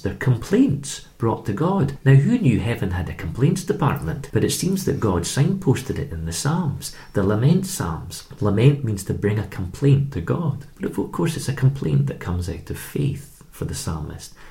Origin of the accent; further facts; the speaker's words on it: Edinburgh, Scotland, United Kingdom; also born or lived in Canada; I'm from Edinburgh